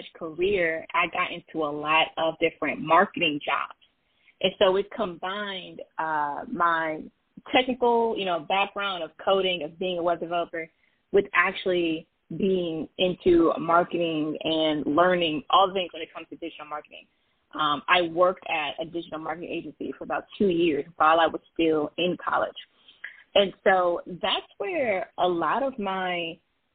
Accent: Toledo, Ohio, United States; I am a born and raised in the wonderful Midwest. I'm from Toledo, Ohio, a little bit south of Detroit

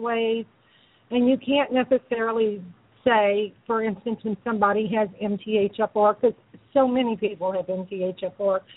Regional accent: New Orleans, Louisiana, United States; my hometown, New Orleans

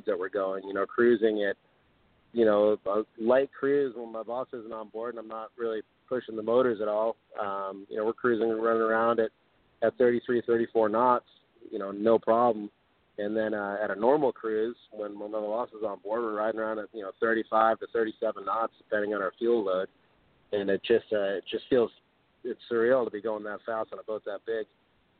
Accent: Cape Cod, Massachusetts, United States; also born or lived in Martha's Vineyard, Massachusetts; I lived on Martha's Vineyard Island off the south coast of Massachusetts when I was very young, and then moved over to Cape Cod, where I spent my formative years, middle school, high school

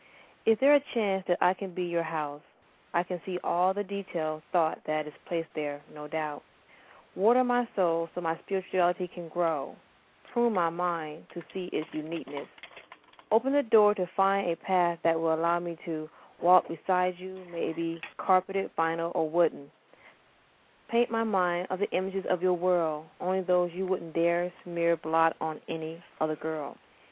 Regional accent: Atlanta, Georgia, United States; I'm from Atlanta.

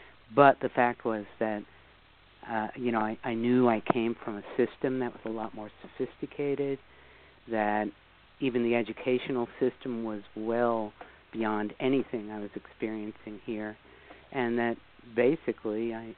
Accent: New York City, New York, United States; I grew up in the New York area, in New York City, actually, to begin with.

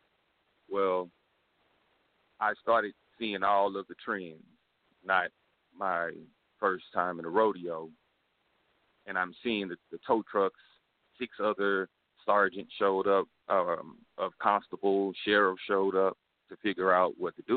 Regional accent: Houston, Texas, United States; I'm hailing from the Republic of Texas, you know, H-Town.

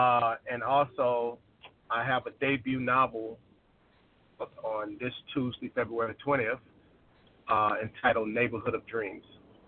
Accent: Arkansas, United States; moved away; I'm originally from Arkansas. And when I grew up there, I left in like 2002. And when I left there, you know, certain areas were like pretty decent areas, you know.

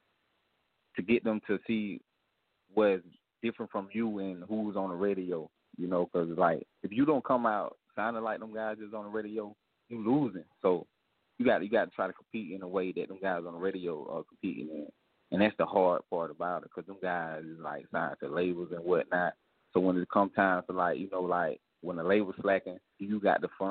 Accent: South Carolina, United States; I'm from South Carolina

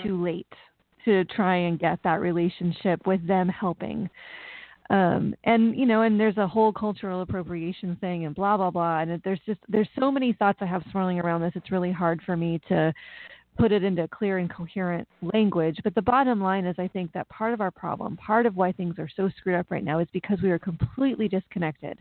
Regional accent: United States; also born or lived in Sonoma County, California; my parents are Americans and I'm an American

